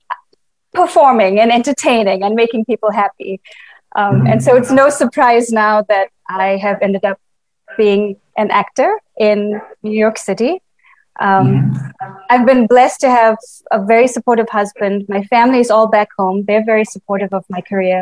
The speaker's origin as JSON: {"language": "English", "town": "Estcourt", "region": "KwaZulu-Natal", "country": "South Africa", "tie": "born or raised there", "also_born_or_lived": "Brazil", "moved": "as an adult", "lives_now": "United States", "said": "I grew up in Escort in KwaZulu-Natal."}